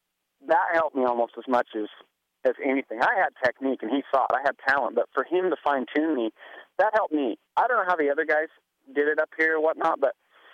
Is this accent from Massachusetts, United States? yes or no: no; Kent, Washington, United States; In Kent, Washington.